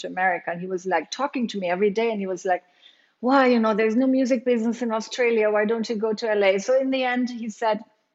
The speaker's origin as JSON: {"language": "English", "country": "Germany", "tie": "born or raised there", "moved": "yes", "said": "I grew up in Germany"}